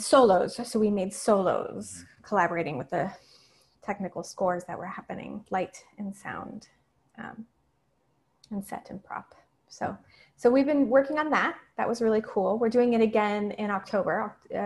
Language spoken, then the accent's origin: English; El Paso, Texas, United States; moved away; my hometown was in the news a lot for a while. So I started going back to El Paso